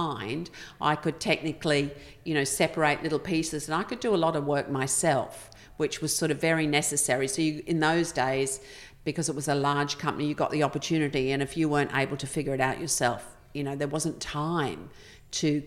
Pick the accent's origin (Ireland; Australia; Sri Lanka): Australia; Queensland; moved away; also born or lived in London; that easy background growing up in Queensland.